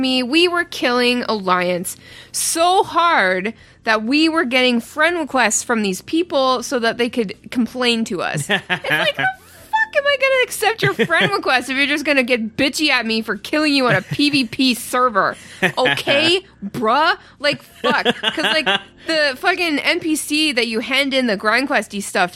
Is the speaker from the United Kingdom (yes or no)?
no; Ottawa, Ontario, Canada; moved away